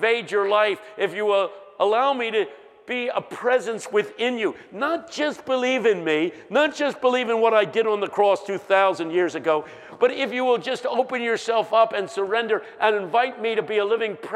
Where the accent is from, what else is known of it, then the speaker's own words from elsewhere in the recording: Philadelphia, Pennsylvania, United States; I'm from West Philadelphia High